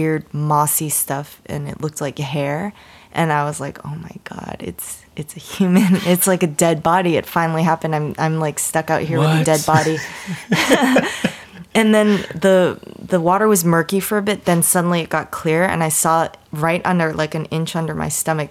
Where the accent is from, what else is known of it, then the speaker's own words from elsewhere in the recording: Massachusetts, United States; I'm from Massachusetts. Like, those are my home waters